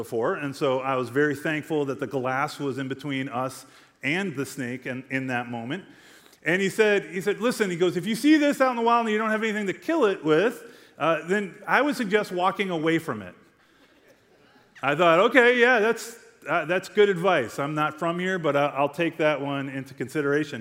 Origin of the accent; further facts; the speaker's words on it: United States; I'm from Glen Ellen, right? Like, we don't have rattlesnakes up there.